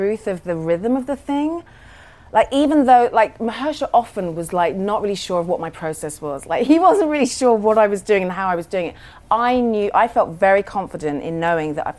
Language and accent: English; London, United Kingdom; I was raised in London